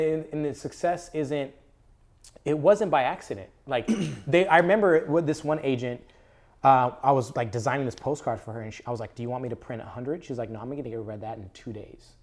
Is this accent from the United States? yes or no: yes; Palmdale, California, United States; I grew up, uh, born and raised in Palmdale, Lancaster.